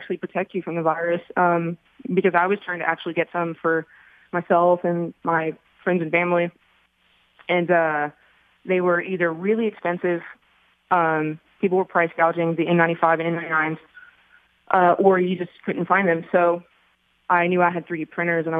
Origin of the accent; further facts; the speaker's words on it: Beaumont, Texas, United States; I was actually born and raised in Beaumont, and I do reside in Beaumont